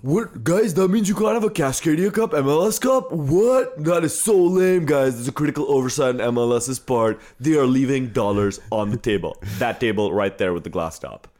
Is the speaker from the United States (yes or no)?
no; India; But I'm Indian. I got the Indian head bobble